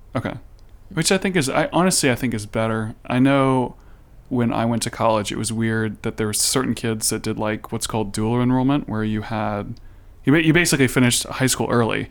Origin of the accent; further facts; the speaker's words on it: United States; I'm American